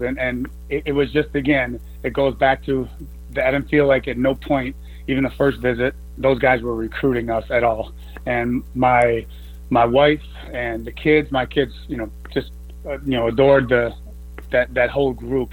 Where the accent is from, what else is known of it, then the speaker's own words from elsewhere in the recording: Chicago, Illinois, United States; moved away; I'm from Illinois, Chicago area